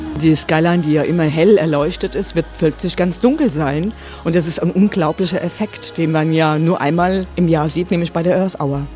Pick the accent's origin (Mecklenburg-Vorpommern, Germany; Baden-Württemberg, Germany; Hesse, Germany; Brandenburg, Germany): Hesse, Germany; Frankfurt am Main; ich bin ja Frankfurter Mädchen